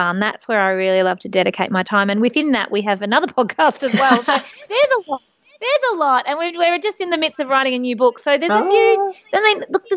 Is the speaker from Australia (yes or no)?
yes; country Victoria, Australia; I grew up in country Victoria